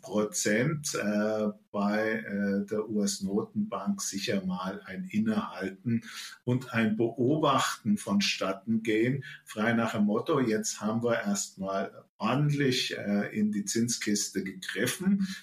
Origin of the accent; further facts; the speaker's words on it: Germany; bei uns in Deutschland